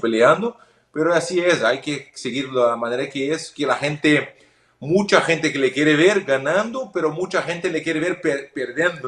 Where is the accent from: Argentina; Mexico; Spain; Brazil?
Brazil; Porto Alegre, Rio Grande do Sul; Spanish is a second language; yo soy del sur de Brasil, de Porto Alegre. Hay mucha tradición de la carne. Soy gaucho, ¿no? Yo soy gaucho. Entonces hay la tradición desde pequeño.